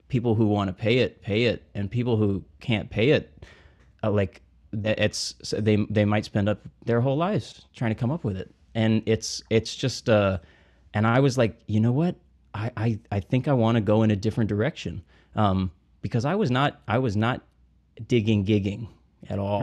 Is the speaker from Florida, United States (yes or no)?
no; Montgomery, Alabama, United States; moved away as an adult; now in New Orleans, United States; I'm from Montgomery, Alabama.